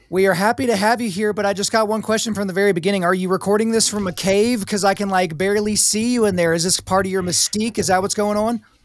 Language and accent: English; Oklahoma, United States; I grew up in Oklahoma, the belt buckle of the Bible Belt